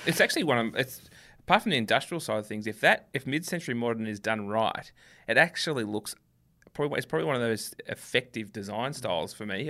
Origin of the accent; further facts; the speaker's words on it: Melbourne, Victoria, Australia; we're from Melbourne